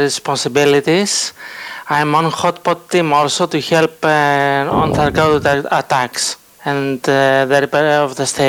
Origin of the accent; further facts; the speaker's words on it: Greece; I'm from Greece.